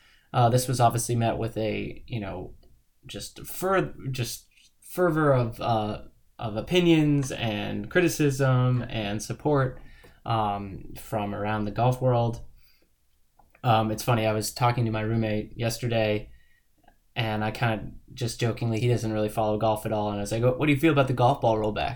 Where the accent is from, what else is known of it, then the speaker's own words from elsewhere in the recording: Northeast, United States; I grew up in the Northeast